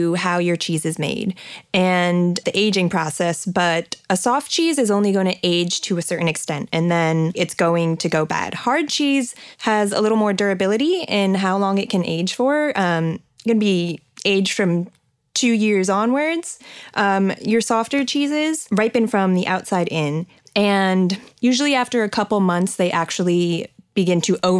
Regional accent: New Jersey, United States; I'm from New Jersey, where there's a lot of dairy farms.

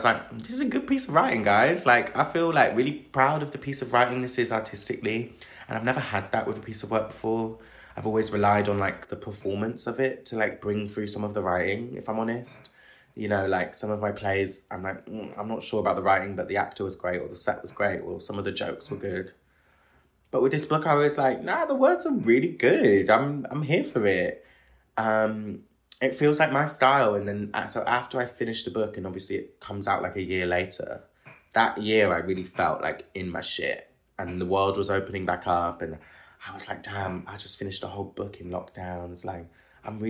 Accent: Bristol, South West England, United Kingdom; now in London, United Kingdom; my hometown's Bristol. Like, you know, it's not, you know, even though I'm from the outskirts of it

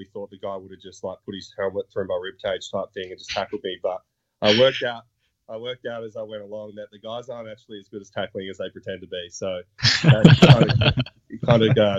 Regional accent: Australia; moved away as an adult; now in United States; I come from Australia

